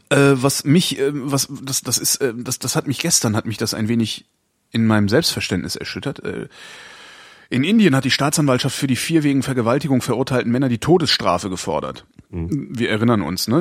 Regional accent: Cologne, North Rhine-Westphalia, Germany; ich bin ja auch Kölner, also ich komme aus einer katholischen Region

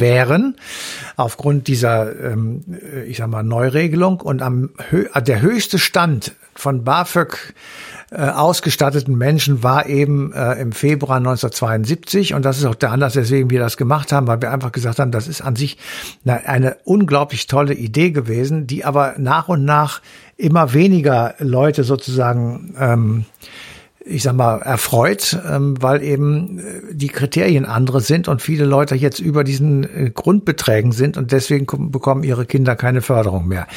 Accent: Germany; bei uns in Deutschland

